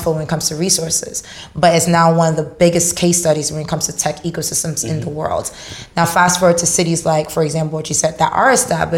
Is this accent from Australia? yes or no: no; Haiti; moved away; also born or lived in Dubai; I grew up in Haiti as a street vendor